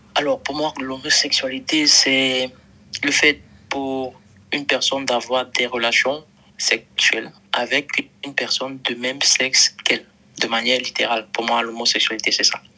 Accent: Cameroon; now in Bamako, Mali; d'origine camerounaise

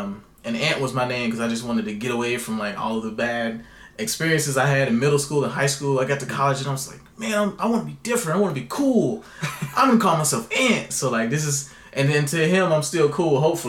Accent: North Carolina, United States; And I grew up in the Bible Belt. I grew up in North Carolina.

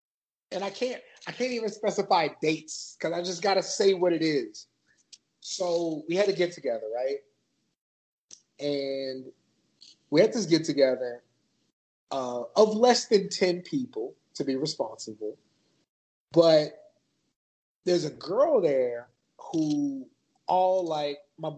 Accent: San Antonio, Texas, United States; So I grew up in San Antonio, and San Antonio is like fairly populated with everybody

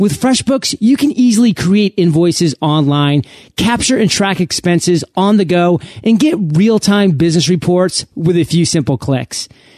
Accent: Maine, United States; now in San Diego, United States; I came from San Diego. {S2} You did. {S0} But then again, I am born and raised in Maine

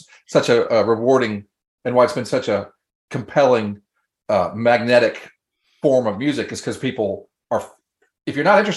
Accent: Florida, United States; moved away; Again, I'm from Florida.

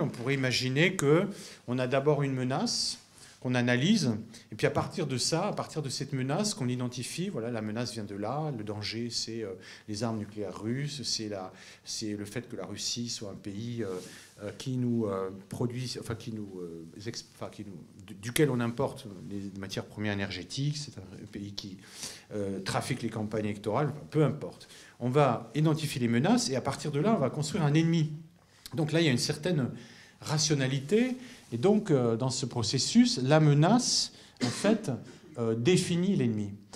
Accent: France; chez nous en France

